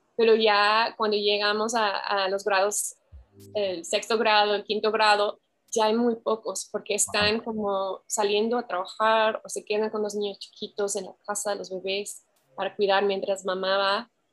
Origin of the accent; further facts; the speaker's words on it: Pacific Northwest, United States; Spanish is a second language; moved away as an adult; also born or lived in Oklahoma; now in Guadalajara, Mexico; Nací en Oklahoma, pero crecí totalmente en el Pacific Northwest, así Oregon, Washington, todo eso.